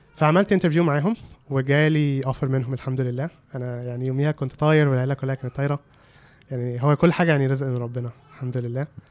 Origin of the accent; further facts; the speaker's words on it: Egypt; moved away as an adult; also born or lived in California, United States; كواحد مصري